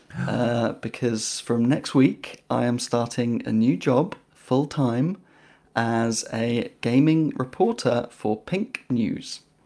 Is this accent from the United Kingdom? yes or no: yes; United Kingdom; I'm British